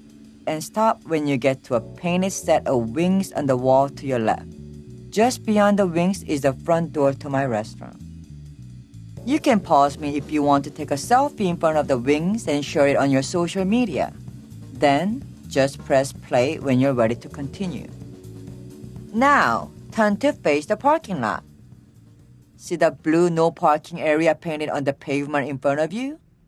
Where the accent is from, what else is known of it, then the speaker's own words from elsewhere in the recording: South Korea; now in Los Angeles, United States; Koreatown that came close to replicating the taste and the experience of stopping for street food, like in my home country.